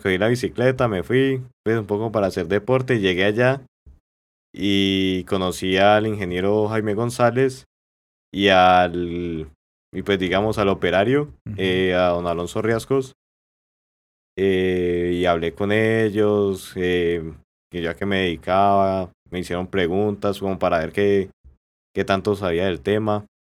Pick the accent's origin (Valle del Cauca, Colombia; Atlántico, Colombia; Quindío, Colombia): Valle del Cauca, Colombia; La Victoria; yo soy de la Victoria Valle